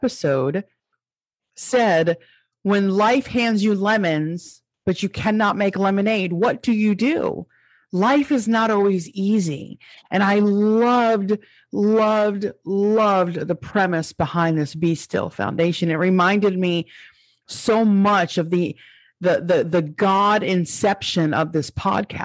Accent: Long Island, New York, United States; accent: New York; moved away; my New York accent

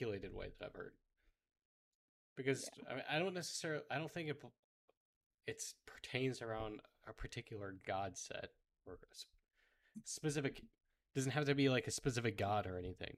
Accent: United States; I'm an American

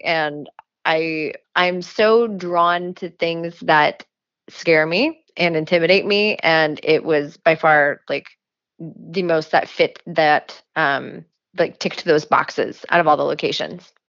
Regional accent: Jerseyville, Illinois, United States; moved away; I am from Jerseyville, Illinois, which is a tiny little agriculture town like an hour north of St. Louis

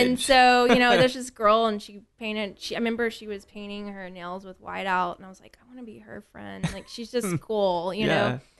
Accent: Tomball, Texas, United States; also born or lived in Houston; I was born and raised in Houston, and I moved to Tomball when I was 3 years old.

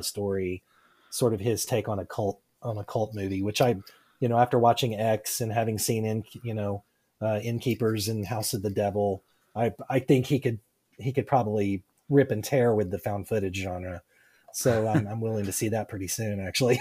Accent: South Arkansas, United States; moved away as an adult; also born or lived in North Louisiana; now in Oklahoma, United States; I grew up in South Arkansas. I was born, born and raised in South Arkansas.

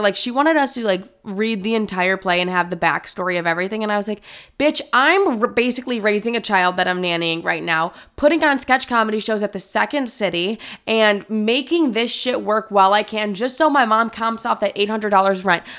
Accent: thirty minutes from Chicago, Illinois, United States; also born or lived in California; I moved to Chicago, which is, like, literally thirty minutes away from my hometown

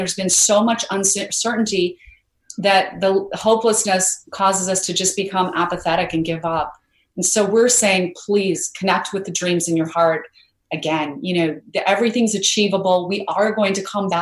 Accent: Idaho, United States; I grew up in Idaho where we had a lot of potatoes, but no mangoes.

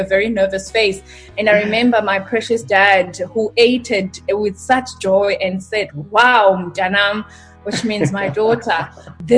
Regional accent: East London, Eastern Cape, South Africa; born and raised in East London, Mtanzane

